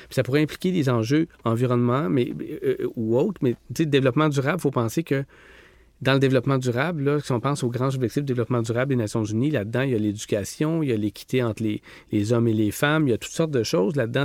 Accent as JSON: {"language": "French", "town": "Rimouski", "region": "Quebec", "country": "Canada", "tie": "born or raised there", "said": "j'ai grandi à Rimouski"}